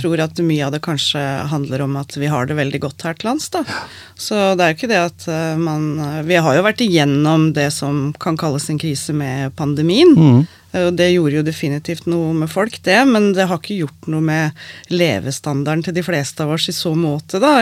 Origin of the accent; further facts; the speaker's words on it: Skien, Vestfold og Telemark, Norway; jeg har vokst opp på Skottfoss.